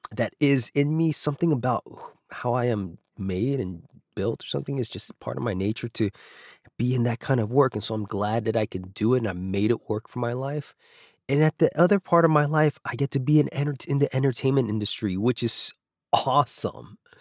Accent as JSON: {"language": "English", "region": "Alaska", "country": "United States", "tie": "born or raised there", "also_born_or_lived": "Los Angeles", "moved": "yes", "said": "when I was growing up in Alaska"}